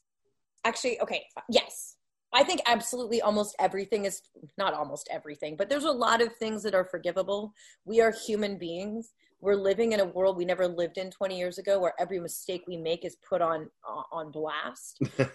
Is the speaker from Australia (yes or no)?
no; Canada; I'm a Canadian, and we're fighting a hard fight as Canadian filmmakers to get a name anywhere.